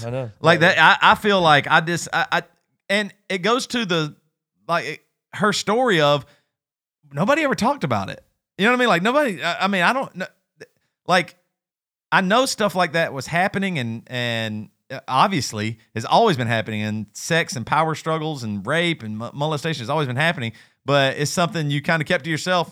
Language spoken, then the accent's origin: English; South Carolina, United States; we're from South Carolina